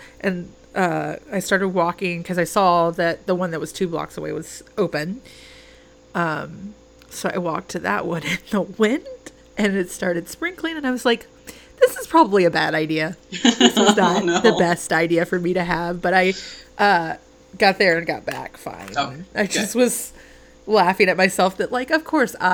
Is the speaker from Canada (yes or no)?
no; Georgia, United States; moved away as an adult; now in New York, United States; I lived between my hometown and where I lived in Georgia